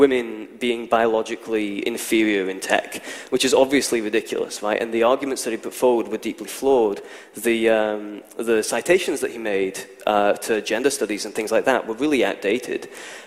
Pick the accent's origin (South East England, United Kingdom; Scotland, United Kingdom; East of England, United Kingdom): Scotland, United Kingdom; I'm from Scotland